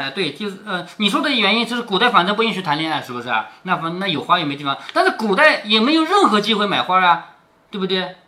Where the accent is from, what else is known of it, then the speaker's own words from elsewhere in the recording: Changzhou, Jiangsu, China; accent: Changzhou dialect; 咱们常州话念羹啊，咱们这儿吃的就是羹米啊